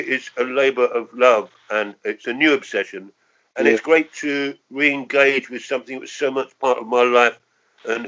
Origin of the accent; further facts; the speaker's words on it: London, United Kingdom; I was born in Camberwell in southeast London, and I lived for the first 10 years of my life in Peckham, Camberwell, and Elephant and Castle.